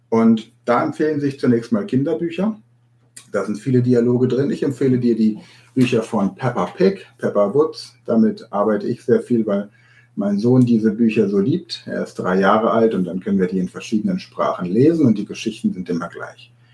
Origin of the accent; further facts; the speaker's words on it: Hanover, Lower Saxony, Germany; Ich bin in Hannover geboren